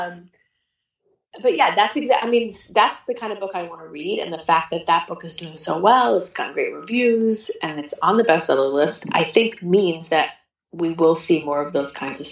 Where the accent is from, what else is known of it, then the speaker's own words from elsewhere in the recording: Santa Monica, California, United States; I was born in LA. I was born at home in Santa Monica